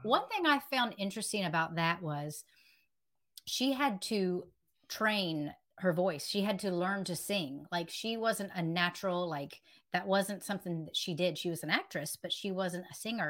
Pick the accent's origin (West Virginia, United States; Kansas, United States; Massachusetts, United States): West Virginia, United States; now in Myrtle Beach, United States; I'm originally from West Virginia.